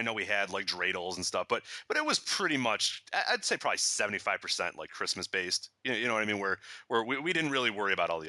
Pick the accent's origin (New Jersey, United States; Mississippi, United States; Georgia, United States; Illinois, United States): Illinois, United States; Downers Grove; I grew up in Chicago.